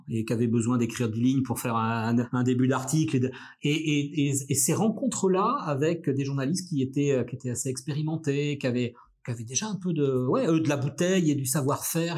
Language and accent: French; Brest, Brittany, France; moved away as an adult; now in Lille, France; moi je viens de Brest, je viens du, fin fond de la Bretagne, euh, un peu la, la, campagne à une dizaine, quinzaine de kilomètres euh, de Brest.